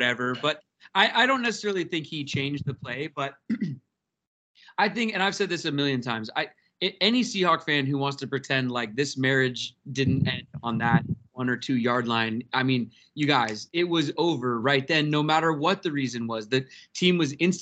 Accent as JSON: {"language": "English", "town": "Seattle", "region": "Washington", "country": "United States", "tie": "born or raised there", "said": "I'm from Seattle, born and raised"}